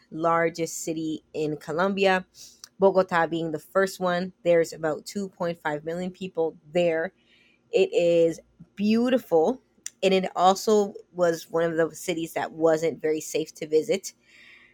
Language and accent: English; Canada; I'm from Canada